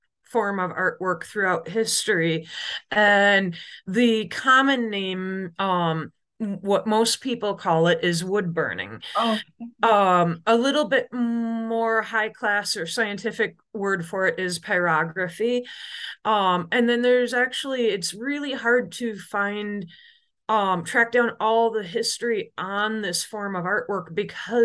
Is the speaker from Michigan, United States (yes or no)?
yes; Oil City, Michigan, United States; I grew up in Oil City, Michigan, which is in the middle of the Lower Peninsula